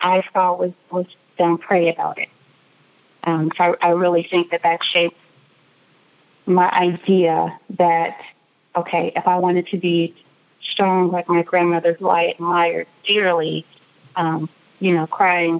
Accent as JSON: {"language": "English", "town": "Chicago", "region": "Illinois", "country": "United States", "tie": "born or raised there", "said": "the house that we grew up in Chicago"}